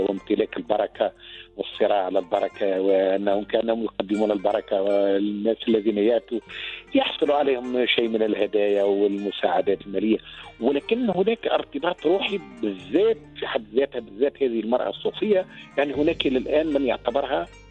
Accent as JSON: {"language": "Arabic", "country": "Tunisia", "said": "عندنا في تونس"}